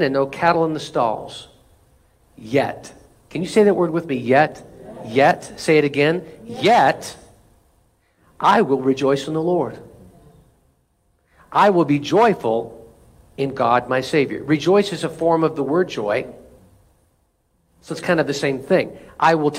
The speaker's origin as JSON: {"language": "English", "country": "United States", "said": "as an American"}